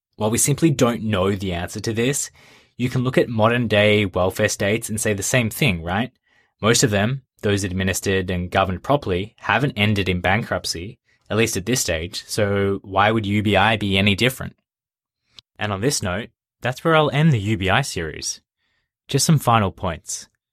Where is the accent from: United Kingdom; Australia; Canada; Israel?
Australia; my home country, Australia